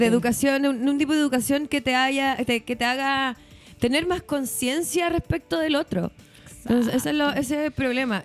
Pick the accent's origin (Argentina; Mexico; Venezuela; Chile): Chile; somos los chilenos y las chilenas